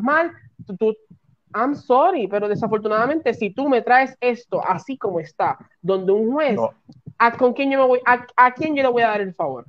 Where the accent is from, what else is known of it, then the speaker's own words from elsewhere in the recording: Puerto Rico; Yo que soy de Puerto Rico